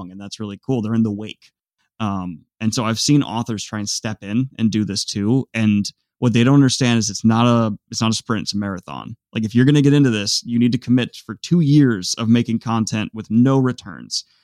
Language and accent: English; Virginia, United States; also born or lived in Columbus, Ohio; came back uh, home to Virginia.